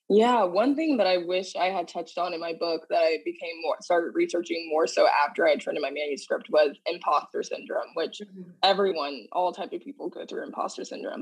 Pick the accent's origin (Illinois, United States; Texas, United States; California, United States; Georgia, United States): Texas, United States; Dallas; moved away as an adult; now in New York City, United States; I hail from Dallas, Texas, but I currently live in New York City.